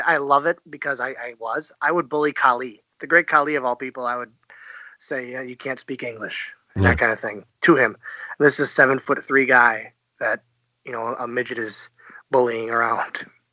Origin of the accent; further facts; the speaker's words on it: Oshkosh, Wisconsin, United States; from Oshkosh, Wisconsin